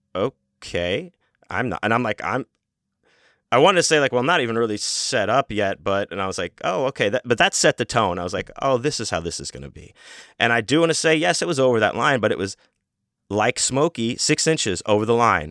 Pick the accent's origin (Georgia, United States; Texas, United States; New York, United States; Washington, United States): Texas, United States; Houston; I'm from Houston, Texas